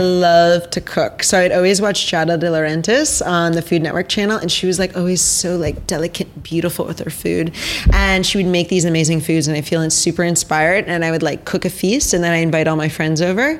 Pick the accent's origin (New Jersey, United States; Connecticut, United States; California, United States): New Jersey, United States; Basking Ridge; I grew up in Basking Ridge, New Jersey.